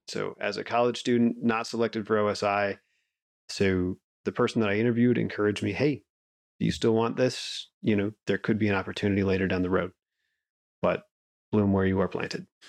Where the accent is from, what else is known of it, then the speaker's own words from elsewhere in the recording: Colorado Springs, Colorado, United States; also born or lived in Wyoming; I grew up in Colorado. I'm a, a mountain kid at heart